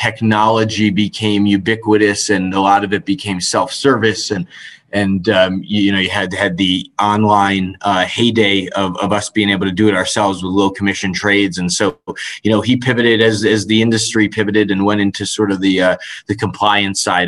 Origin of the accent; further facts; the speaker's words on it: Westchester County, suburbs of New York City, United States; I grew up in the suburbs of New York City in Westchester County, about 35 minutes from New York City